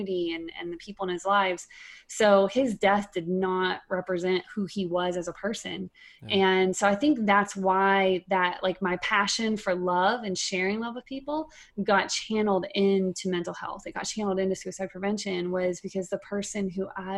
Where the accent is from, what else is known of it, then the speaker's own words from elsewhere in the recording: East Texas, United States; now in Minnesota, United States; I grew up in East Texas and I was one of six kids